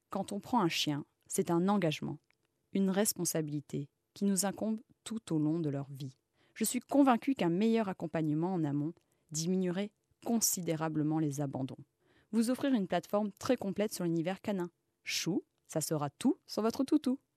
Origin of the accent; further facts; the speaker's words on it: Egypt; moved away as an adult; also born or lived in Mali; now in Paris, France; J'ai passé mon enfance en Égypte et au Mali, entourée d'animaux sauvages, comme un chacal doré, des renards, des faucons. Je suis rentrée en France pour mes études